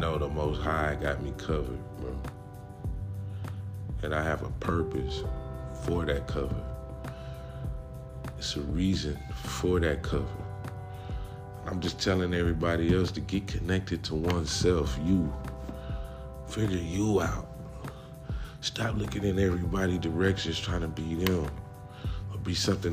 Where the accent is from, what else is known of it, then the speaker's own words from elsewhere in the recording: California, United States; I was born in California